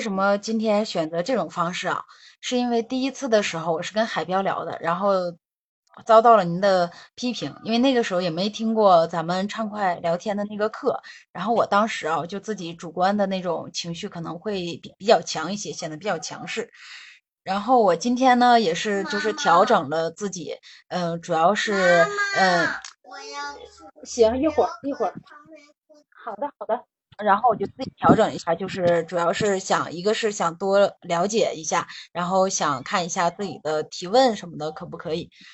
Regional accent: Yichun, Heilongjiang, China; 我来自黑龙江伊春市

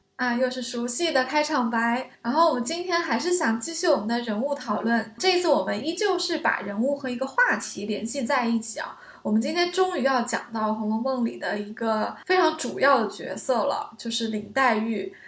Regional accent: China; 我们中国人

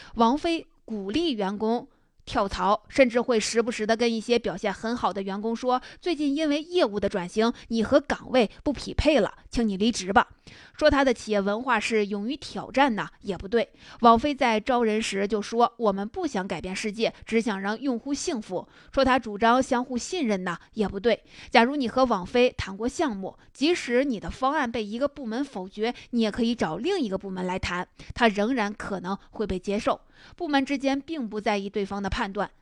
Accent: China; 我们中国人

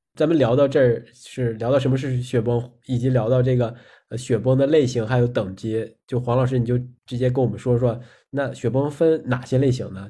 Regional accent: Northeast China, China; moved away; 因为我们老家是在东北嘛，也是在林区，也是在山区里面

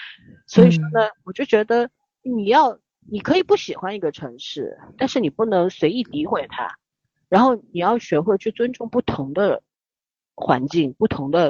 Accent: Shanghai, China; also born or lived in Beijing; 那个时候我从北京，我差不多六岁不到回上海的时候，住在长宁区嘛

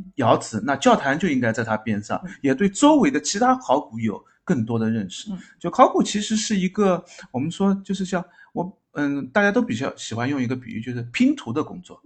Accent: Zhejiang, China; 我们浙江这边

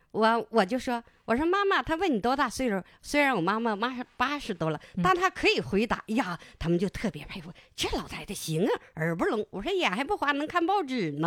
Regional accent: Harbin, Heilongjiang, China; 我家住的那，是正阳公社，我家是在正阳河住

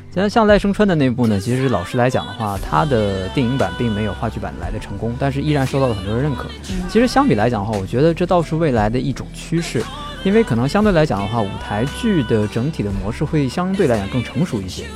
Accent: northern China, China; moved away; 像我这种从北方城市走出来的人

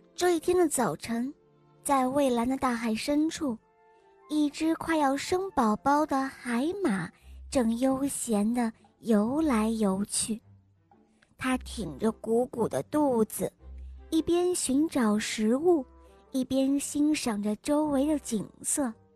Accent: Taiyuan, Shanxi, China; 我今年四岁了，我来自菜市太原

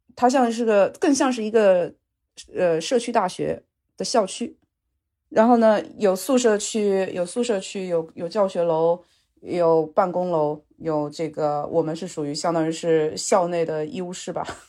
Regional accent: China; also born or lived in Louisiana, United States; now in Seattle, United States; 我们中国人

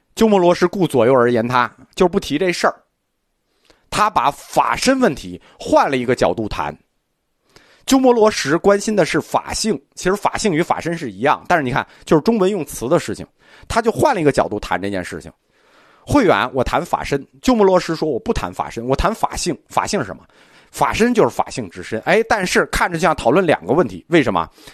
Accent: China; 我们中国人的信仰习惯

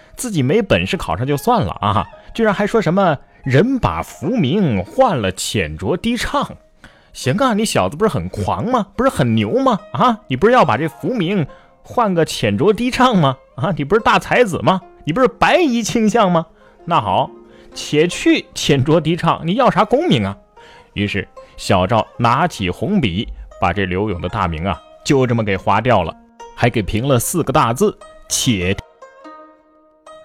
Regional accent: Xiangyang, Hubei, China; 襄阳啊，是我的家乡

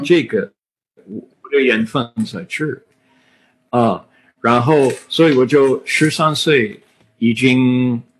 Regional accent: United States; Chinese is a second language; 我是美国人

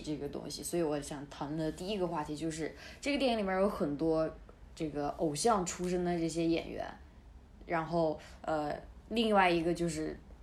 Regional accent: Sichuan, China; 作为一个四川人

